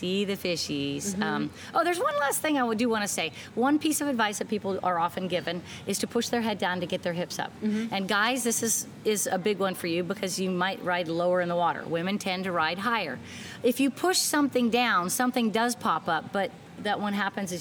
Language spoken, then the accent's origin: English; San Diego, California, United States; moved away as an adult; now in Kona, United States; I grew up in San Diego